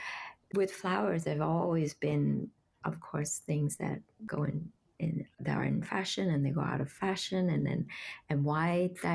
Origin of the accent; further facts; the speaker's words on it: Vietnam; now in New York City, United States; I grew up in Vietnam and we lived in a small town.